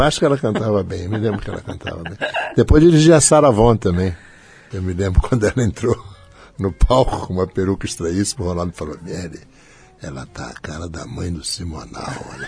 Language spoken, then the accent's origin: Portuguese; São Paulo, Brazil; now in Rio de Janeiro, Brazil; Nasci no Hospital Alemão que antes era só Hospital Alemão, transformou-se no Hospital Oswaldo Cruz